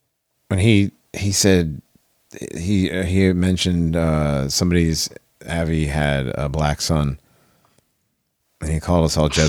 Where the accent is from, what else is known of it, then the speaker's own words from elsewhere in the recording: United States; I'm American.